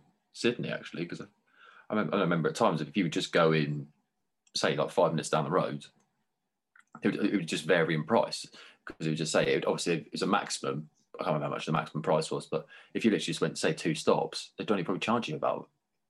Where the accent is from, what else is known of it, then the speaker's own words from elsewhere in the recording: England, United Kingdom; now in Vancouver, Canada; And even then, another little moan, because we're British, we love moaning.